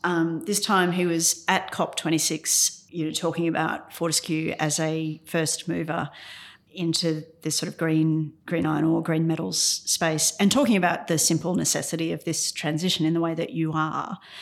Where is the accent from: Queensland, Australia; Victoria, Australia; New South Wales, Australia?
Queensland, Australia; Ipswich; I'm from Ipswich. It used to produce all of Queensland's coal